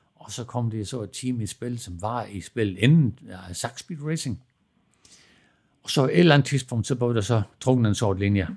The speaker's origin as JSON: {"language": "Danish", "area": "Southern Jutland", "region": "Southern Denmark", "country": "Denmark", "tie": "born or raised there", "also_born_or_lived": "Germany", "moved": "as an adult", "said": "vi begyndte at skrue med knaller og kørte hjem i grusgravene hjemme i Sønderjylland"}